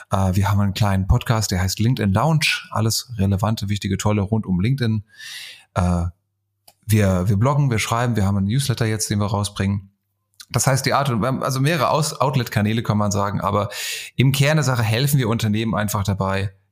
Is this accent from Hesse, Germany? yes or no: yes; Frankfurt, Hesse, Germany; Frankfurter Bub, geboren, geboren und aufgewachsen hier in Frankfurt.